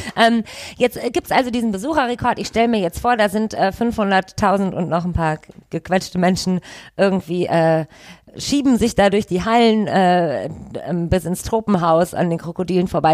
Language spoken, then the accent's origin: German; Düsseldorf, North Rhine-Westphalia, Germany; Ich bin in Goldsheim aufgewachsen